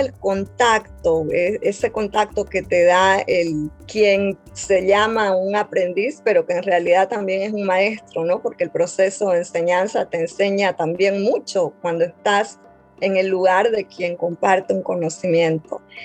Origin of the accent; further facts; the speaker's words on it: Montero, Santa Cruz, Bolivia; yo soy de un pueblo de Bolivia, Montero, que está en, el oriente boliviano, en la zona amazónica del país.